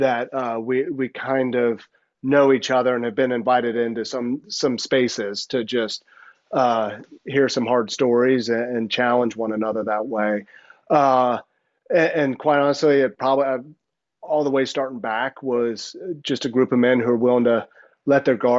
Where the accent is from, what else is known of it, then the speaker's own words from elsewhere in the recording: the South, United States; moved away as an adult; also born or lived in New Jersey; I'm a boy from the South.